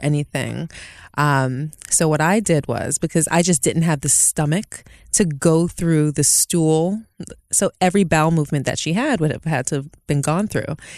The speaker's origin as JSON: {"language": "English", "town": "New York City", "region": "New York", "country": "United States", "said": "I'm originally from Brooklyn."}